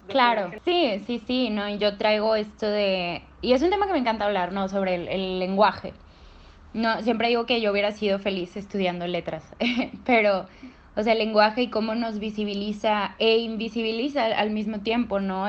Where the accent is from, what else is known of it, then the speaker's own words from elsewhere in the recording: Monterrey, Nuevo León, Mexico; estudio Derecho en la UDEM y soy de Monterrey